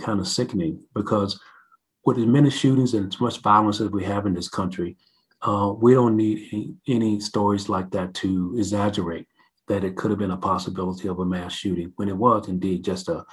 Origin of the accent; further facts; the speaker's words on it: Northeast Texas, United States; also born or lived in California; now in Colorado, United States; I grew up in Northeast Texas